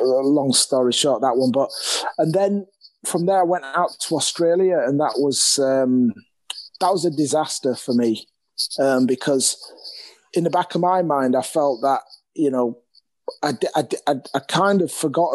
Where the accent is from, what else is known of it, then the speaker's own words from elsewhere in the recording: Leeds, Yorkshire and the Humber, United Kingdom; I'm actually from Leeds, so, you know, my family's here